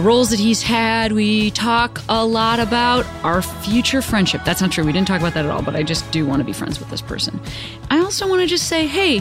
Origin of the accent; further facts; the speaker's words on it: Western Springs, Illinois, United States; I grew up in Western Springs